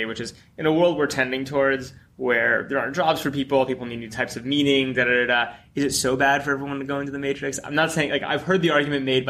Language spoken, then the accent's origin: English; East Coast, United States; I grew up on the East Coast.